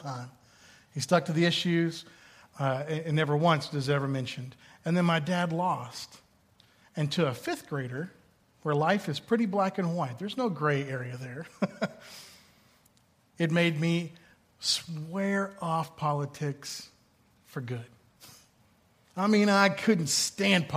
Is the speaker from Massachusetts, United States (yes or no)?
yes; Boston, Massachusetts, United States; as a Bostonian